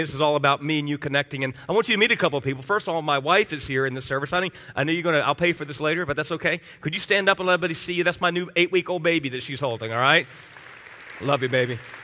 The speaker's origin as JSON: {"language": "English", "town": "Miami", "region": "Florida", "country": "United States", "tie": "born or raised there", "moved": "yes", "said": "I grew up in Miami as a kid"}